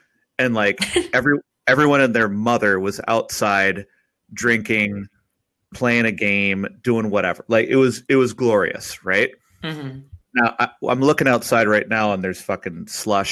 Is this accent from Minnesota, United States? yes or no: yes; St. Paul, Minnesota, United States; I'm originally from St. Paul.